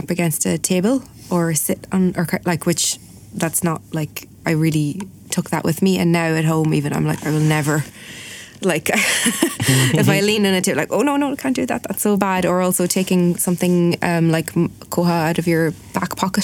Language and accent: English; Ireland; I'm Irish and I'm a linguist, so like I should have better Irish than